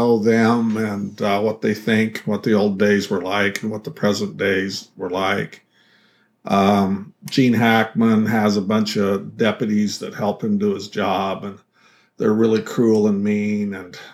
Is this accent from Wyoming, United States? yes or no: yes; northwest Wyoming, United States; moved away; also born or lived in Idaho; And this, the town that takes place in, is in Wyoming, in northern Wyoming, and that's where I grew up, in northwest